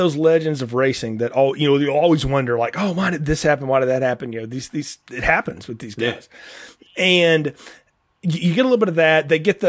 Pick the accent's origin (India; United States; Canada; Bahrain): United States; Talladega, Alabama; growing up around Talladega culture